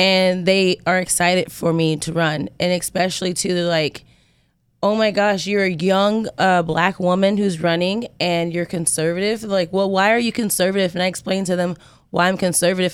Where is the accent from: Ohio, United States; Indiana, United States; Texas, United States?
Indiana, United States; I'm from Indiana.